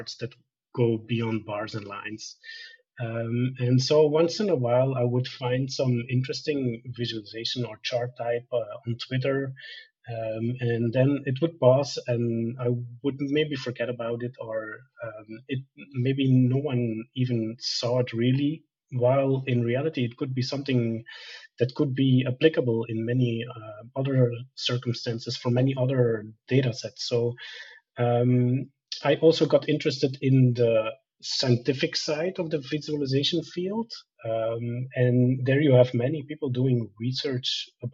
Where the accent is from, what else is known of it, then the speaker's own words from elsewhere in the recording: Belgium; also born or lived in Bolivia; I worked as an engineer first in my home country of Belgium